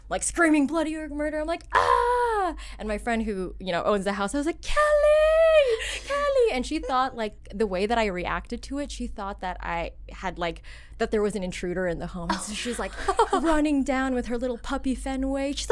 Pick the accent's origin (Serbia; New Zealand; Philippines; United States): Philippines; everyone, I'm Filipino.